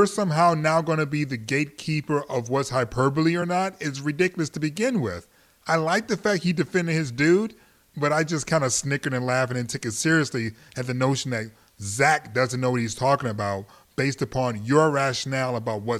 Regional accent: Detroit, Michigan, United States; now in Los Angeles, United States; I'm from Detroit.

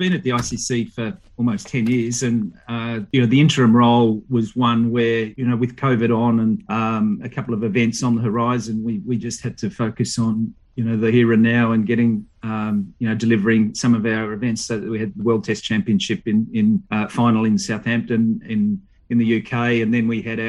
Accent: Australia; as an Australian

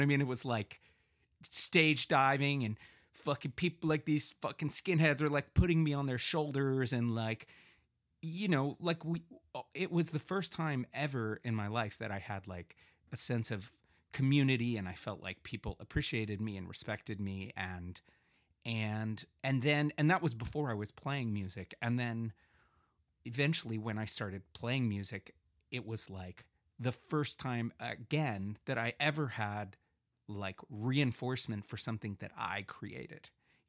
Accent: Bethesda, Maryland, United States; And I grew up in Bethesda, Maryland, which is a pretty like, well, wealthy area.

